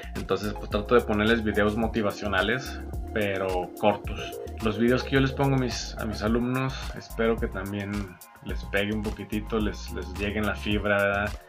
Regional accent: Mexico; me encanta ser mexicano, con orgullo digo que soy mexicano

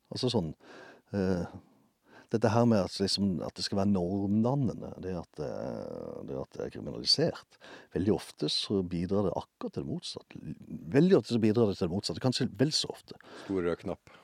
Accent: Justvik, Agder, Norway; Jeg vokste opp utenfor byen her et sted som heter Justvig.

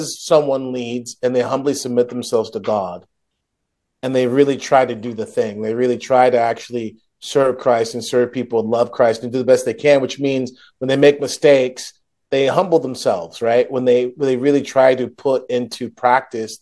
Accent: United States; I'm an American

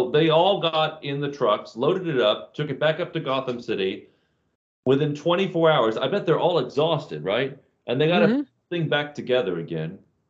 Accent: Florida, United States; I'm from Florida. I was born and raised in Florida.

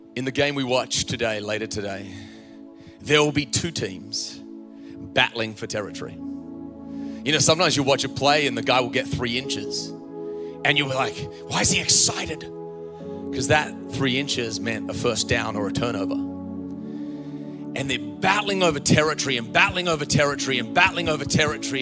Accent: Australia; moved away as an adult; also born or lived in Virginia, United States; I was from Australia

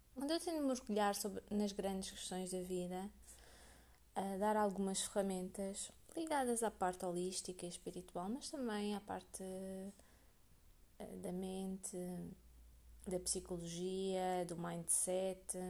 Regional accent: Portugal; eu nasci em Portugal

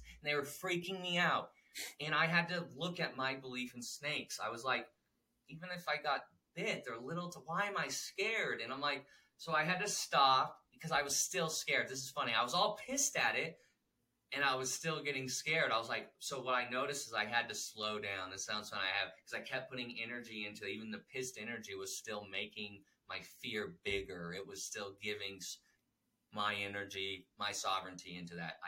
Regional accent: United States; as an American that loves America

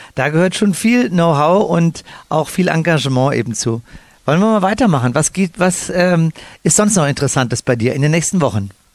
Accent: Cologne, North Rhine-Westphalia, Germany; moved away; Ich bin ja als Kölsche Jung

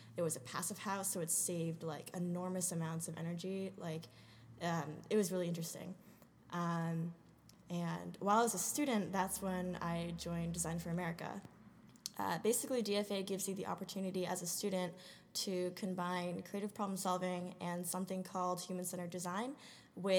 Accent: New Jersey, United States; also born or lived in Rhode Island; I am originally from New Jersey

